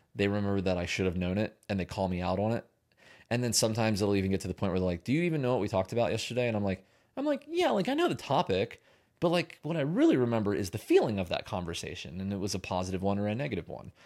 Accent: Pennsylvania, United States; moved away; I'm from Pennsylvania

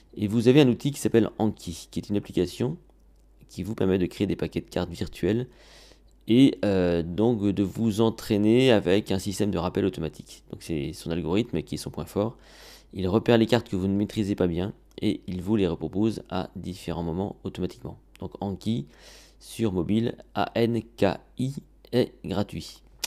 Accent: France; chez nous en France

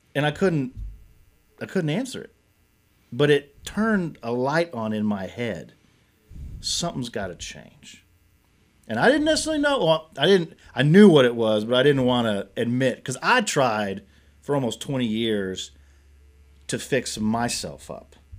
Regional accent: Nicholasville, Kentucky, United States; also born or lived in Lexington, Kentucky; I grew up here in Kentucky, born and raised, grew up in Nicholasville, moved to Lexington when I was thirteen years old

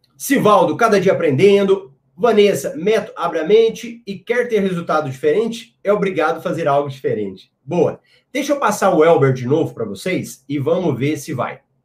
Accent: Goiânia, Goiás, Brazil; sou aqui de Goiânia

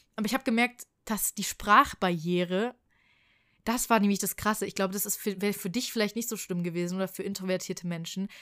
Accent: Frankfurt, Hesse, Germany; ich komme aus Frankfurt

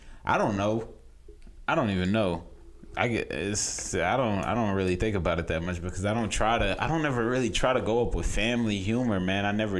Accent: Nigeria; because I'm Nigerian, we all Nigerian in my family

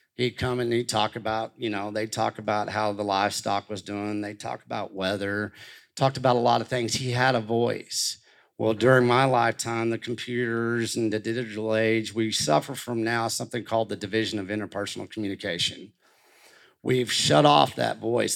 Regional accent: Canyon, Texas, United States; growing up in Canyon, Texas

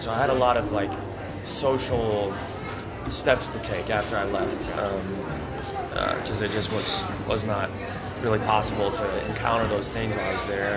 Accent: Brookings, South Dakota, United States; I grew up outside of Brookings.

